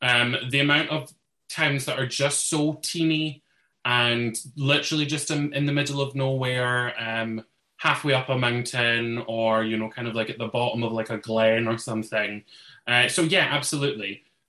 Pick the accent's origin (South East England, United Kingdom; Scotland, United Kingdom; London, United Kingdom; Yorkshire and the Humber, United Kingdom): Scotland, United Kingdom; Dunfermline; born or raised there